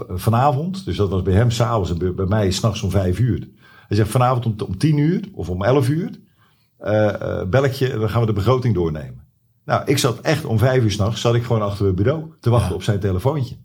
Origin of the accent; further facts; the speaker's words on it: Zwijndrecht, South Holland, Netherlands; ik ben opgegroeid in Zwijndrecht